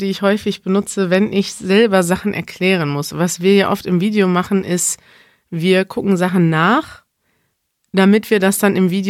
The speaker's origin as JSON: {"language": "German", "country": "Germany", "said": "Ich lese als Deutsche auch deine Blogbeiträge"}